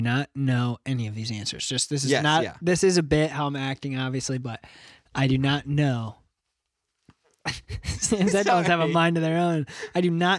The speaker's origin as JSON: {"language": "English", "region": "Michigan", "country": "United States", "said": "Michigan. I'm from the United States."}